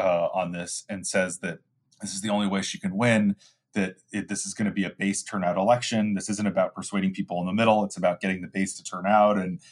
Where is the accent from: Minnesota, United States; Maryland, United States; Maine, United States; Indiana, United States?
Minnesota, United States; Apple Valley; And I just think about the town I grew up in Minnesota, Apple Valley